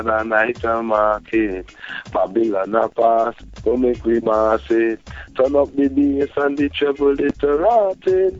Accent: Trinidad & Tobago; moved away; also born or lived in United States; I was born in Trinidad

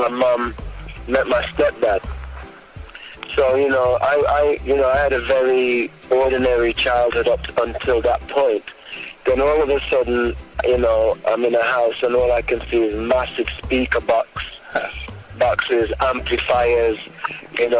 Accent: Birmingham, West Midlands, United Kingdom; also born or lived in London; I was born in London, but I moved to Birmingham, which is a kind of like the second city, but kind of country too. So I moved to that place when I was 8.

